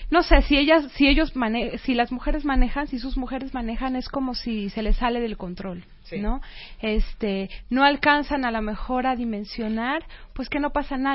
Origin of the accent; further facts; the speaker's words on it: Mexico; soy una musulmana como cualquier otra persona que vive de la misma manera, soy una mexicana